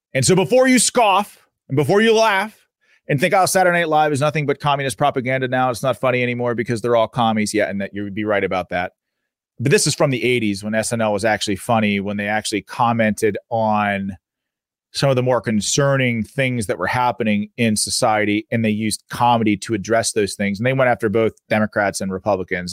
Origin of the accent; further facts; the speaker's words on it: Pittsburgh, Pennsylvania, United States; my local paper here in Pittsburgh, I'm from Pittsburgh, Pennsylvania